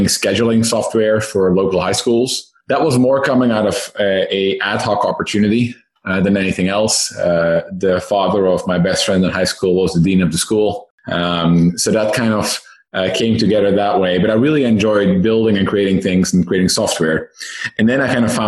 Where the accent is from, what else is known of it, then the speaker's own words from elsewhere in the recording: Netherlands; moved away as an adult; now in Silicon Valley, United States; I myself am Dutch, born and raised in the Netherlands. I moved to Silicon Valley about 6 years ago